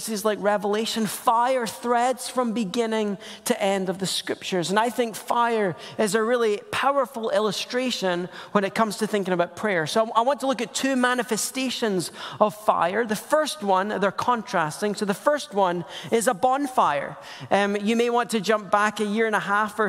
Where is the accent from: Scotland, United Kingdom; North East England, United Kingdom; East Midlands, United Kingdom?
Scotland, United Kingdom; also born or lived in Portland metro area; now in Portland, United States; I'm Scottish. It's just a funny accent that makes kids look at me funny